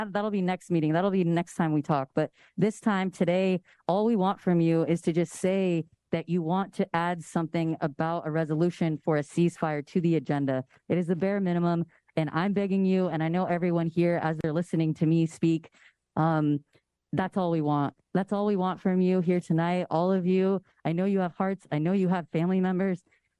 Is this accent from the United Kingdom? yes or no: no; California, United States; as another Latinx person, as a queer and trans Latinx person born and raised in the Bay Area, I respect you being up there